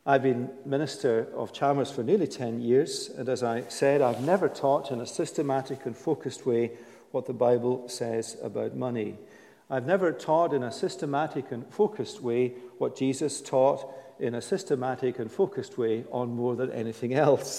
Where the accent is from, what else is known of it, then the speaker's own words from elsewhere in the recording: United Kingdom; we're British.